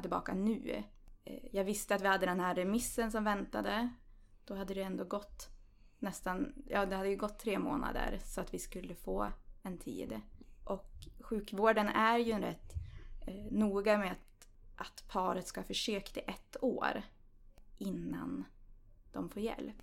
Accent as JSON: {"language": "Swedish", "town": "Östersund", "region": "Jämtland", "country": "Sweden", "said": "Jag kommer från Östersund"}